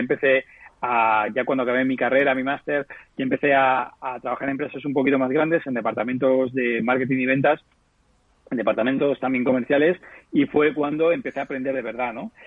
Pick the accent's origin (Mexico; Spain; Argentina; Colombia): Spain; Petrer, Valencian Community; una empresa muy pequeñita de un pueblo de Alicante, eh, que es mi pueblo, en Petrel